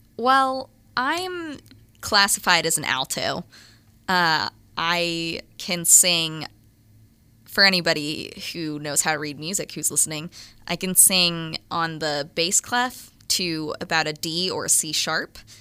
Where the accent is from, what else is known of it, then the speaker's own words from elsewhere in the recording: Little Rock, Arkansas, United States; I'm from Little Rock, Arkansas